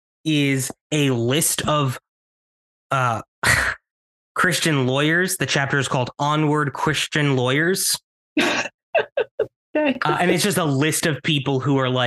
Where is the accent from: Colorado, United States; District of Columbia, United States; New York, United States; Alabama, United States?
New York, United States; Ossining; born or raised there